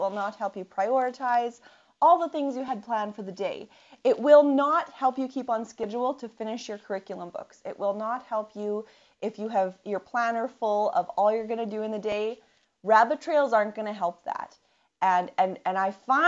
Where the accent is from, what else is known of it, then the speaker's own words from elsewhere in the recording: Canadian prairies, Canada; I'm from the Canadian prairies